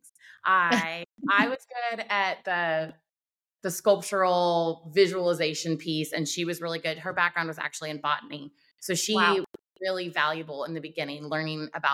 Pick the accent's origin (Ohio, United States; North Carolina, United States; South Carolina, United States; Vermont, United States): North Carolina, United States; Wilmington; Wilmington, North Carolina is my hometown and I love it here